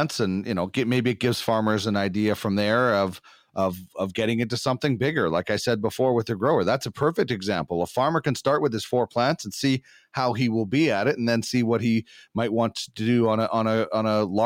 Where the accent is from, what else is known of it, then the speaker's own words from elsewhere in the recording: Brandon, Manitoba, Canada; moved away; also born or lived in Winnipeg; I grew up in Brandon.